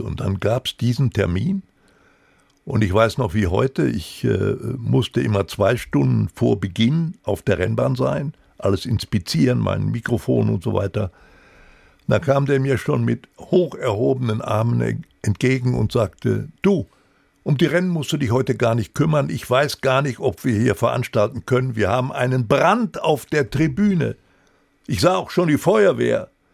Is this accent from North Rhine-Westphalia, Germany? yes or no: yes; Recklinghausen, North Rhine-Westphalia, Germany; Ich hatte immer noch ein Postfach bei der Hauptpost in Recklinghausen. Das war meine Geburtsstadt, wo ich auch äh, aufs Gymnasium ging